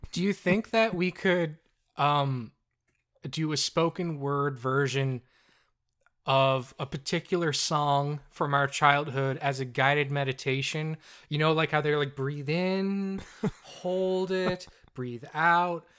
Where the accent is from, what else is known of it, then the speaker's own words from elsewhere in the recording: Newfoundland and Labrador, Canada; we're from the most populated city in the province, where half of the people live.